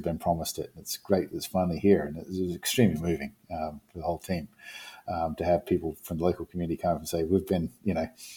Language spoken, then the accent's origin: English; New Zealand; moved away; I come from New Zealand originally. I come from an island community